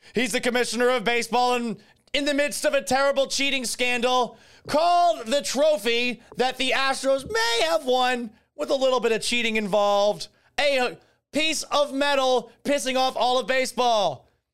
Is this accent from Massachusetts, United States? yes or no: yes; Boston, Massachusetts, United States; also born or lived in Tampa Bay area, Florida; now in Tampa Bay, United States; when I was growing up in Boston.